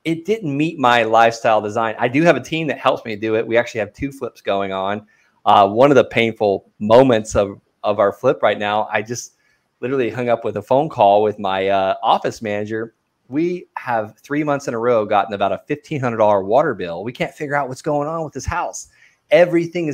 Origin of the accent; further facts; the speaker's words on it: Okeechobee, Florida, United States; I grew up in a small town called Okeechobee, Florida